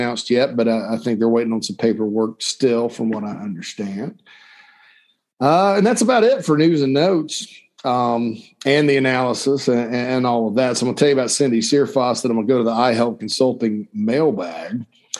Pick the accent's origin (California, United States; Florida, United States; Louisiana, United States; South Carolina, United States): South Carolina, United States; Spartanburg; my hometown of Sparkle City, Spartanburg, South Carolina.